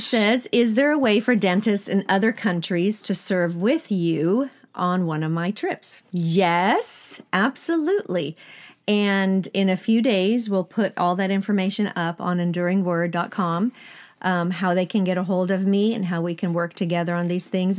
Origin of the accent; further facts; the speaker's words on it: Sweden; moved away as an adult; I still went back to Sweden 'cause that's where I'm born and raised in Sweden.